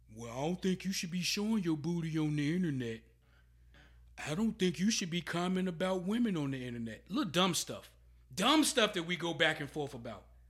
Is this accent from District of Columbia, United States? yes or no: no; Emporia, Virginia, United States; I'm from Emporia, Virginia